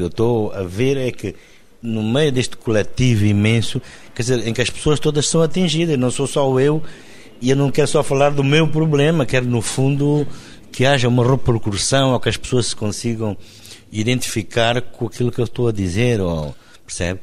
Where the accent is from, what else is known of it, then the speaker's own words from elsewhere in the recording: Benguela, Angola; now in Luanda, Angola; Benguela, onde cresci.